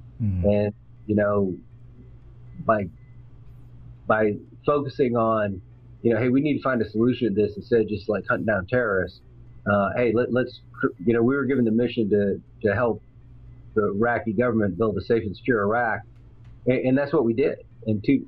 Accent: Nebraska, United States; I'm from Nebraska. So if you go back to my hometown, Nebraska

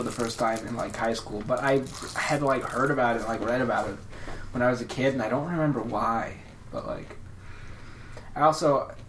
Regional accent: Indiana, United States; born or raised there

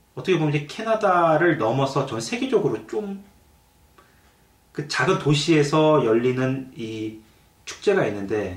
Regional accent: South Korea; now in London, Canada; 이제 한국인으로서 이제 한국 교포로서는

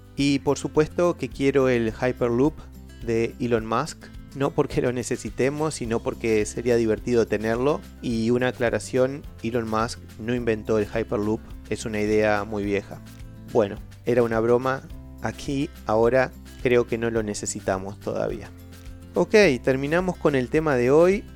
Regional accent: Uruguay; soy de Uruguay

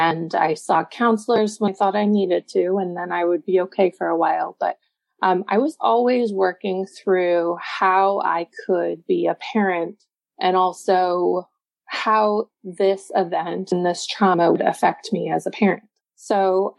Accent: Texas, United States; now in Chicago area, United States; I grew up in Texas

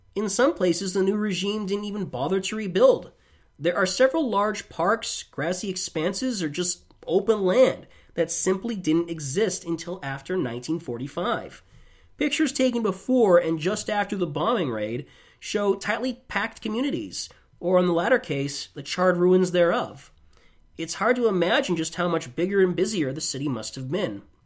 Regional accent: United States; As an American

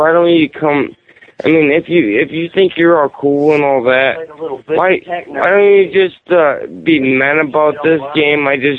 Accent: southern West Virginia, United States; Listen to my accent. I'm from Southern West fucking Virginia.

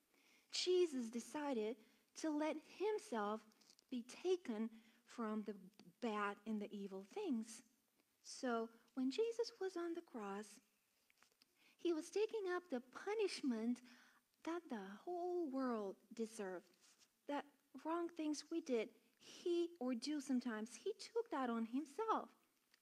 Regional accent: Bulgaria; now in United States; I'm from Bulgaria

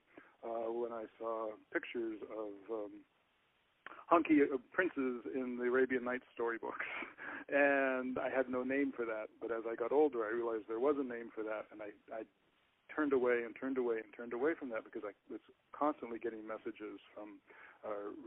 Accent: Seattle, Washington, United States; that was the church nearest to us where I was growing up in Seattle

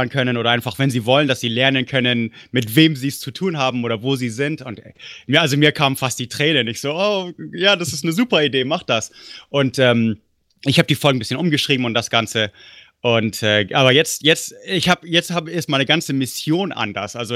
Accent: Munich, Bavaria, Germany; moved away; so langsam alle, alle paar Jahre juckt es ein bisschen schon, so äh, wo ich aufgewachsen bin. Und deswegen, ich denke mir, nächstes Jahr, höchstens übernächstes Jahr oder so, muss ich mal wieder München besuchen.

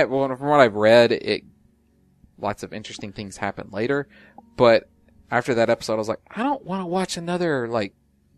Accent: United States; accent: American

